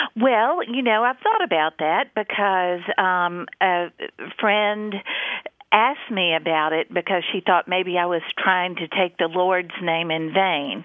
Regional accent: New Orleans, Louisiana, United States; now in Hattiesburg, United States; I grew up in New Orleans

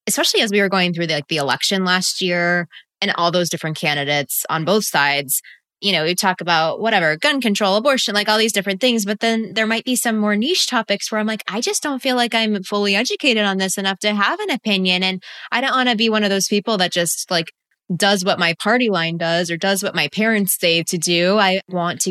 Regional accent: Texas, United States; now in California, United States; I grew up in Texas. I've got red blood in me, but now I live in California.

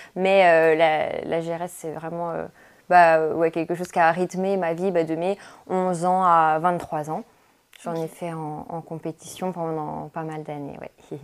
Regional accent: Jura, Bourgogne-Franche-Comté, France; moved away as an adult; je suis originaire du Jura.

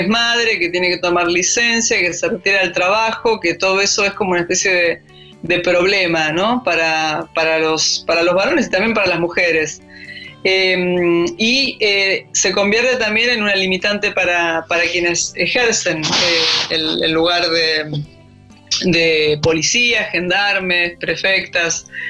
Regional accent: Argentina; como soy antropóloga y, argentina

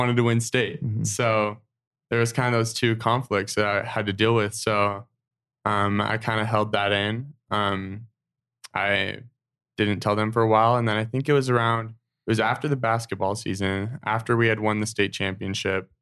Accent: Draper, Utah, United States; growing up in Draper, Utah, having like only LDS friends

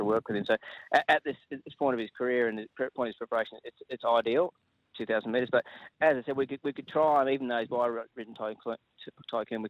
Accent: Ballarat, Victoria, Australia; it's still my hometown

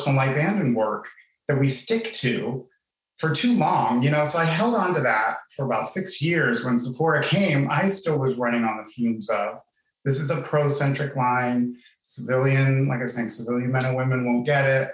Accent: Pittsburgh, Pennsylvania, United States; moved away; also born or lived in Miami; I'm from Pittsburgh

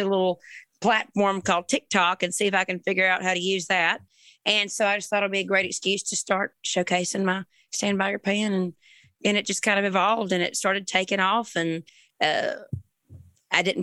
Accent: Springfield, Georgia, United States; also born or lived in Savannah, Georgia; now in Nashville, United States; Born in Savannah, raised in a little town called Springfield, Georgia

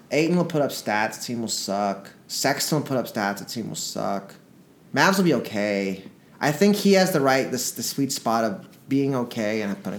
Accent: Dallas, Texas, United States; I'm from Dallas. Dallas, born and born

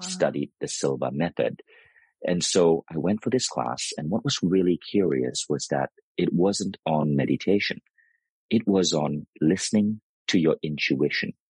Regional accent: United States; Americans, we tend to glorify what is exotic

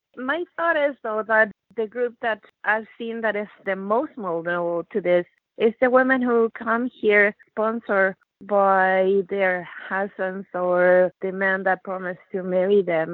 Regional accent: Chile; also born or lived in Canada; now in Regina, Canada; I come from Chile

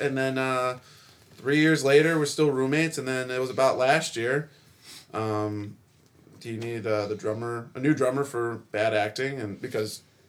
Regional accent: Chicagoland area, Illinois, United States; moved away as an adult; now in Nashville, United States; So I'm from the Chicagoland area.

